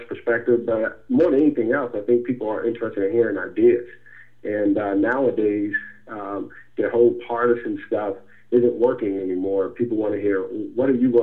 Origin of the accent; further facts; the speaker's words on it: Asbury Park, New Jersey, United States; moved away as an adult; now in Atlanta, United States; Born and raised in New Jersey, Asbury Park, New Jersey. Been in Atlanta for 15 years